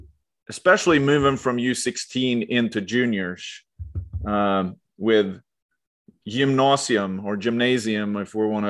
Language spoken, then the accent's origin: English; Leksand, Dalarna County, Sweden; moved away; I grew up in Lexand, or right outside of Lexand in Lindberg.